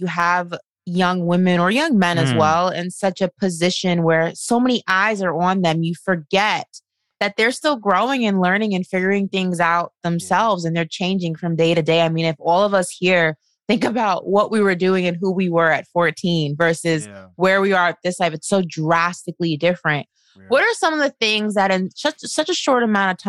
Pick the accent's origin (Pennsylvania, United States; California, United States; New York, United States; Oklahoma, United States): New York, United States; moved away as an adult; now in Florida, United States; I'm from New York